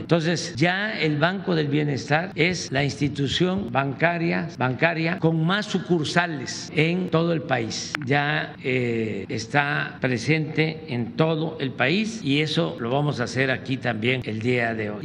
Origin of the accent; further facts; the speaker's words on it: Tepetitán, Tabasco, Mexico; now in Mexico City, Mexico; cuando estaba yo estudiando en Tepeitán